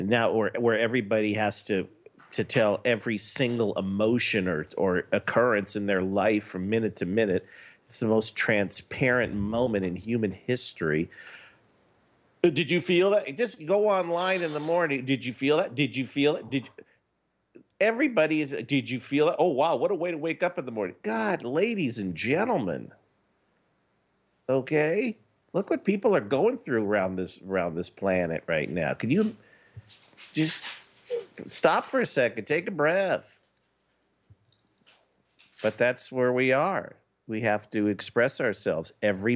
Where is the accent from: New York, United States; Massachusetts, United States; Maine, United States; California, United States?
California, United States; Los Angeles; I was born in Los Angeles. I lived there my entire life